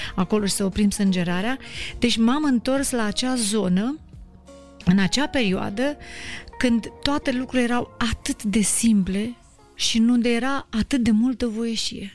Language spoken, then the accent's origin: Romanian; Moldavia, Romania; moved away; eu m-am mândrit că sunt moldovean, că pentru că am plecat din, uh, din orașul meu, din localitatea mea